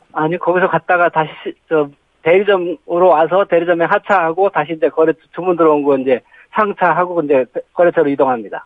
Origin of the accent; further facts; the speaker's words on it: Yongin, Gyeonggi Province, South Korea; now in Gimpo, South Korea; 경기도 용인입니다